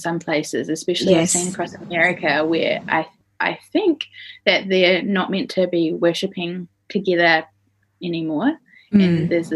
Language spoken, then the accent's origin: English; Christchurch, Canterbury, New Zealand; moved away as an adult; also born or lived in Canberra, Australia / United States; now in Perth, Australia; I'm from Christchurch in New Zealand, but I had made a home for myself in Canberra in Australia